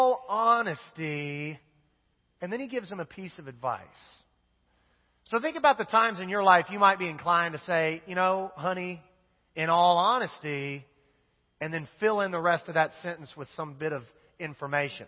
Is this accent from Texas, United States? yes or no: no; Wichita, Kansas, United States; I grew up in Wichita, Kansas